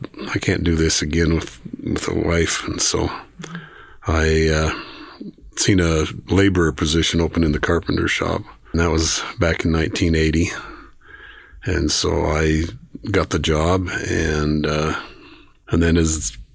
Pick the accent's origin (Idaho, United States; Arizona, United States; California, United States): Idaho, United States; Archer; also born or lived in Rexburg, Idaho / Wilford, Idaho; I grew up out in Archer.